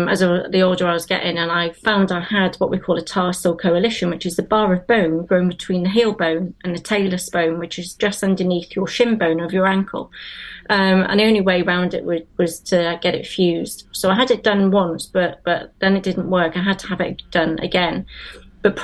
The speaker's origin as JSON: {"language": "English", "region": "South West England", "country": "United Kingdom", "tie": "born or raised there", "also_born_or_lived": "Liverpool", "accent": "Wenglish", "lives_now": "Cardiff, United Kingdom", "said": "I've lived in Wales probably longer than I've lived in England, but I'm originally from Liverpool. I grew up near Bristol, and I went to university at Cardiff"}